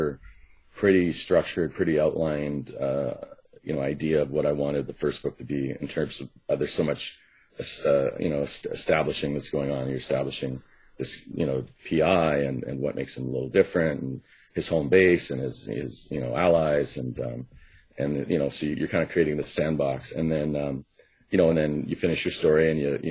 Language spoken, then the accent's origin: English; Vancouver, British Columbia, Canada; also born or lived in Los Angeles; my hometown